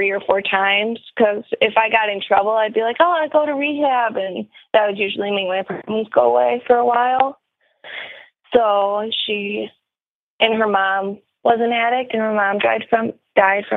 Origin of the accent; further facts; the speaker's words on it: Midwest, United States; I'm from the Midwest